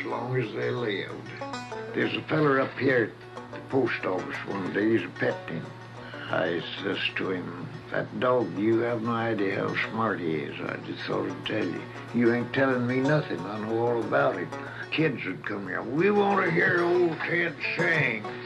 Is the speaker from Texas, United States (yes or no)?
yes; Kaufman County, Texas, United States; moved away as an adult; now in California, United States; I was born in Kaufman County, Texas